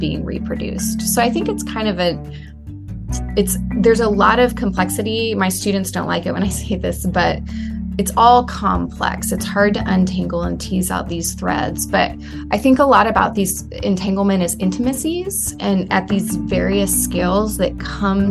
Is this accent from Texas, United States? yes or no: yes; San Antonio, Texas, United States; moved away as an adult; also born or lived in Morocco; I'm from San Antonio and grew up kind of on the edge of what might be the borderland region between the U.S. and Mexico